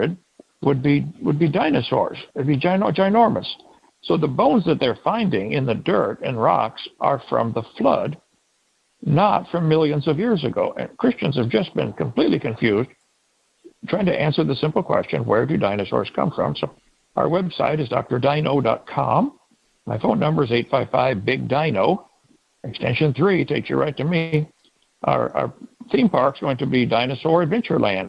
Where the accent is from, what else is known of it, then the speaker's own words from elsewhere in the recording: East Peoria, Illinois, United States; now in Lenox, Alabama, United States; I was raised in East Peoria, Illinois.